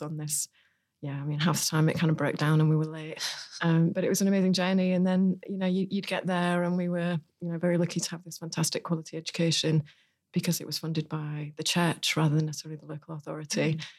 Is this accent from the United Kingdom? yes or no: yes; Hull, Yorkshire and the Humber, United Kingdom; So I'm from Hull in northeast England, so in East Yorkshire.